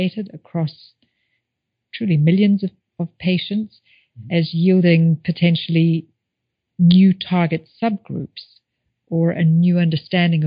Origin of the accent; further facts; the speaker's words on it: Zimbabwe; moved away; I think about growing up in Zimbabwe